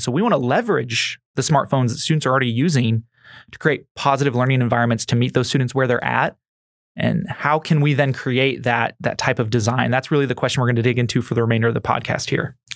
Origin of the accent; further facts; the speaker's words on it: Missouri, United States; growing up in Missouri